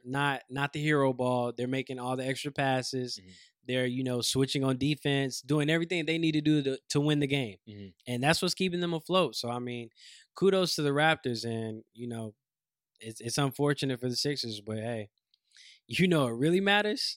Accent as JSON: {"language": "English", "region": "North Carolina", "country": "United States", "said": "I'm from North Carolina"}